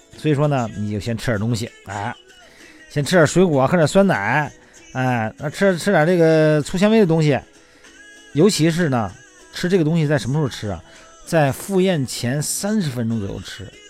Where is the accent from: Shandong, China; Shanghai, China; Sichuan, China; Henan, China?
Shandong, China; now in Beijing, China; 我们老家山东的